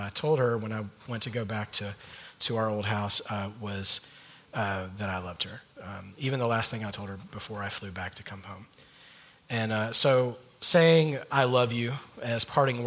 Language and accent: English; Georgia, United States; moved away as an adult; also born or lived in North Carolina; now in California, United States; Allison, my wife, and I are mainly from the state of Georgia.